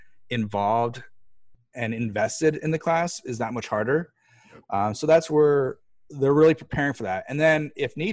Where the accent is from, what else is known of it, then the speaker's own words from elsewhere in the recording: Bethlehem, Pennsylvania, United States; I grew up in Bethlehem, Pennsylvania, and I grew up a roofer's son